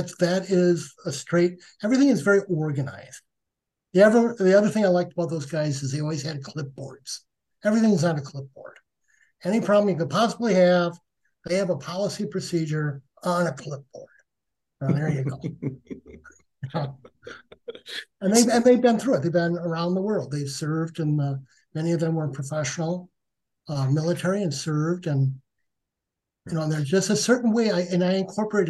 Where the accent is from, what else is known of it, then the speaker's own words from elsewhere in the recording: Wisconsin, United States; I'm from Wisconsin